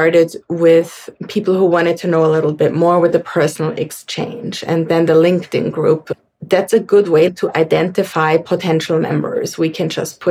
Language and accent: English; Austria; I'm from Austria